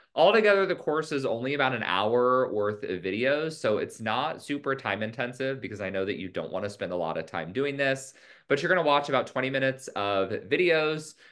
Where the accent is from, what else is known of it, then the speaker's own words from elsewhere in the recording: California, United States; my home state, California